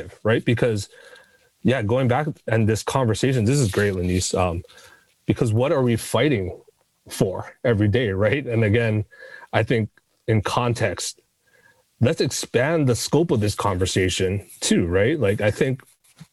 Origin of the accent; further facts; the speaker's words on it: Hawaii, United States; I was born in Hawaii.